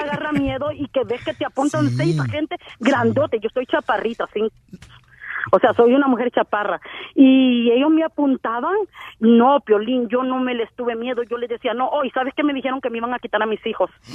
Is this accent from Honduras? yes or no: yes; Honduras; moved away; como buena hondureña